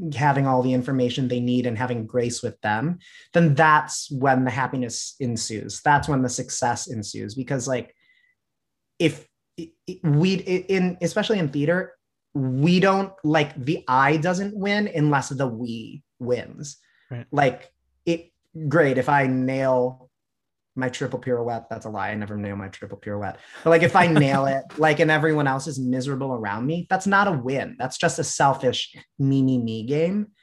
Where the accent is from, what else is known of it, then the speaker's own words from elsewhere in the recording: Chicago, Illinois, United States; I was born in Chicago, grew up in the southwest suburbs